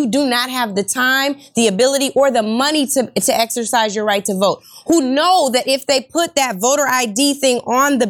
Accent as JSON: {"language": "English", "town": "Seattle", "region": "Washington", "country": "United States", "said": "I'm from Seattle, so again, a position of privilege. In the 206"}